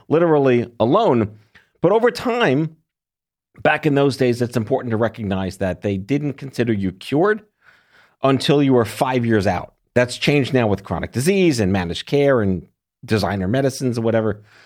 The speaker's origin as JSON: {"language": "English", "region": "New York", "country": "United States", "tie": "born or raised there", "said": "I was born and raised in New York."}